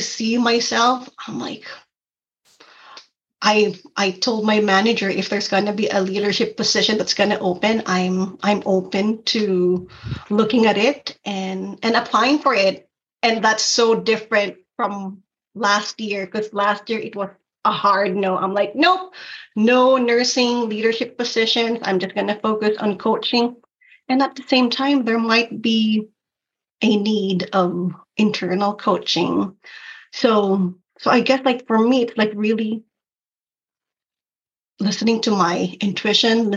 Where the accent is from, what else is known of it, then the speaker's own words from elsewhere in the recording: Philippines; moved away as an adult; now in United States; I was born and raised in the Philippines, and I migrated to the U.S. in my 20s, early 20s